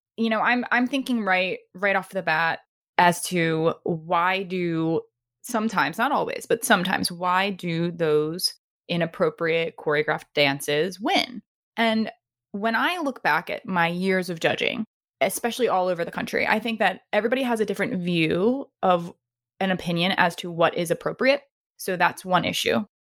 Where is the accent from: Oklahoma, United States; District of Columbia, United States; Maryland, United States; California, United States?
Maryland, United States; moved away; back to my, my hometown of Maryland